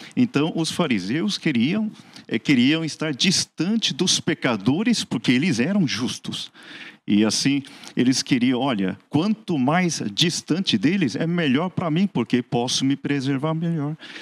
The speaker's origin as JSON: {"language": "Portuguese", "region": "Seoul", "country": "South Korea", "tie": "born or raised there", "moved": "yes", "lives_now": "Santo André, Brazil", "said": "eu sou coreano, nascido na Coreia mesmo, no Hospital Adventista, lá em Seul"}